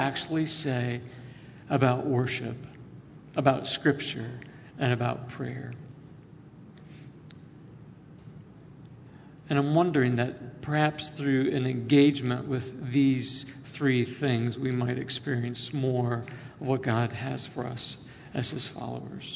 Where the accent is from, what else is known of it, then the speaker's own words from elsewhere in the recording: Northwest Ohio, United States; I grew up in Northwest Ohio